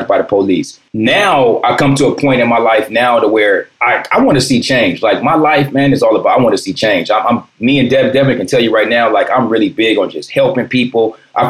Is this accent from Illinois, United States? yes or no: no; Compton, California, United States; also born or lived in Watts; I grew up in Compton